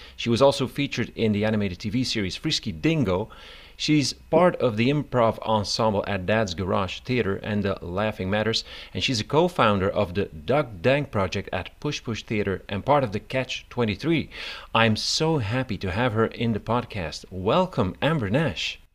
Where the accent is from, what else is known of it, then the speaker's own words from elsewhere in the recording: Belgium; I'm from Belgium